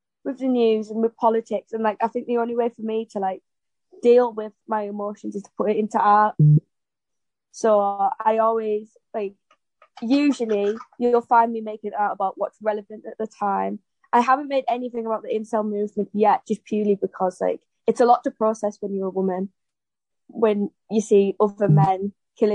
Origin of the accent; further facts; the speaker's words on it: North East England, United Kingdom; we're all from the Northeast, which is quite obviously a disadvantaged area